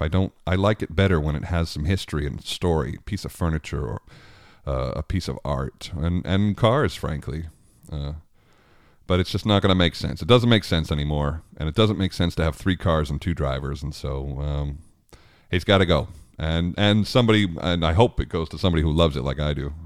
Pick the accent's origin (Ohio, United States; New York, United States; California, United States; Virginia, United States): New York, United States; Long Island; I grew up on Long Island